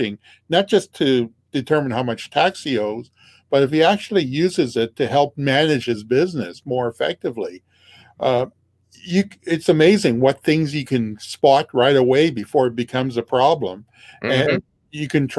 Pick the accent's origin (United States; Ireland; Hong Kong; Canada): Canada; Regina, Saskatchewan; I'm from Regina, Saskatchewan, Canada